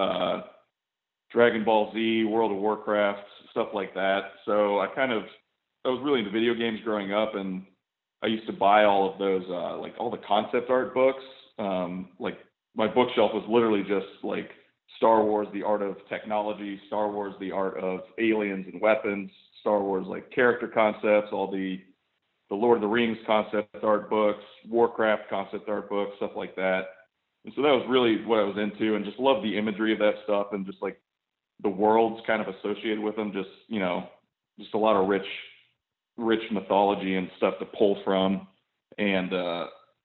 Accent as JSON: {"language": "English", "town": "Tampa", "region": "Florida", "country": "United States", "also_born_or_lived": "Tallahassee, Florida / St. Petersburg, Florida", "said": "I'm from Tampa originally, and then I went to school up in Tallahassee, lived there for a couple of years, and I've been back in St. Pete for maybe 2.5."}